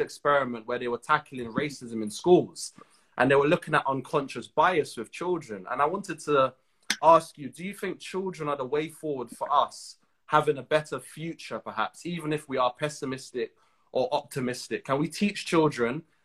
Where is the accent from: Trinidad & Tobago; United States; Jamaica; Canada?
Trinidad & Tobago; I'm from Trinidad. In Trinidad, we have a large Indian population